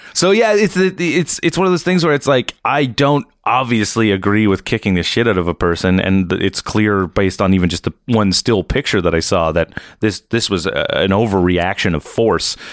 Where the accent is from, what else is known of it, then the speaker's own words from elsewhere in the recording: East Coast, Nova Scotia, Canada; I'm from the East Coast. My town's pretty small